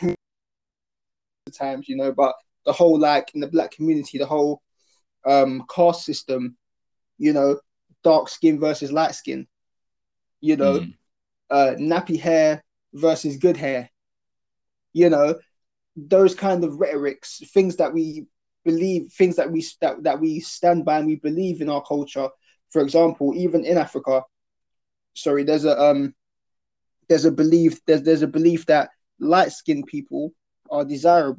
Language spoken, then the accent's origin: English; South Essex, East of England, United Kingdom; when I was growing up in South Essex